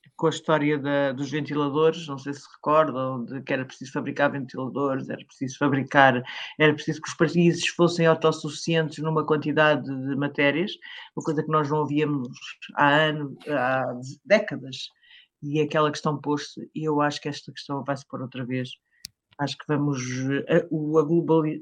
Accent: Caldas da Rainha, Leiria District, Portugal; na minha cidade, das Caldas da Rainha

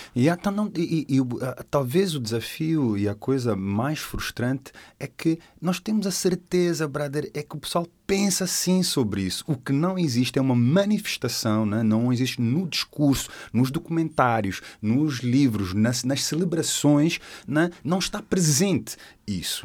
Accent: Portugal; somos portugueses

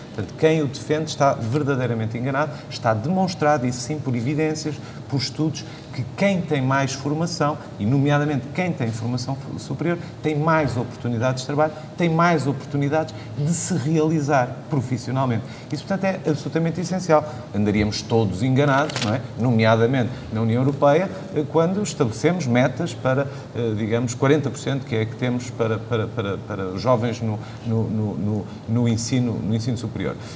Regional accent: Viseu, Centro, Portugal; Sou de Viseu, não conto, sou do interior

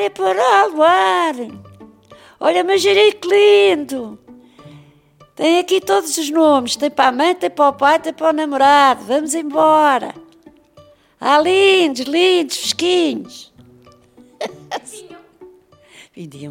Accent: Lisbon, Portugal; Eu nasci na Travessa de Condavintes, é aí que eu nasci. Saí de lá com seis anos. Vim para a Calçada dos Cavaleiros abaixo, até que morei ali muitos anos na Calçada dos Cavaleiros

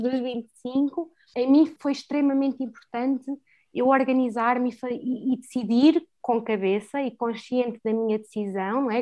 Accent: Fundão, Centro, Portugal; moved away as an adult; also born or lived in Lisbon; Eu adoro o Fundão, adoro a minha terra

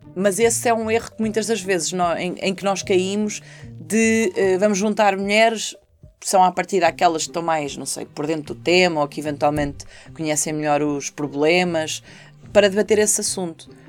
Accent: Portugal; na Marinha, ainda por cima na minha terra

